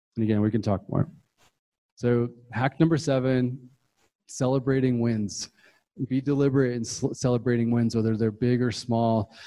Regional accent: Utah, United States; moved away; also born or lived in Puerto Rico / Bay Area, California; I moved to Utah

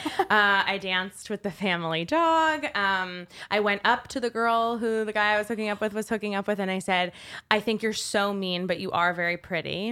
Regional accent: Westchester, New York, United States; I'm from Westchester, New York

